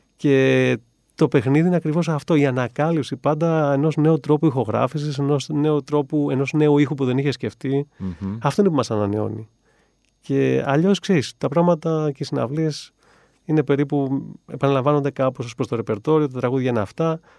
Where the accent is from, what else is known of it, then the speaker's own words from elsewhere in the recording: Agrinio, Western Greece, Greece; moved away as an adult; also born or lived in Italy; φύγαμε από τα Γρήνια με του γονεί μου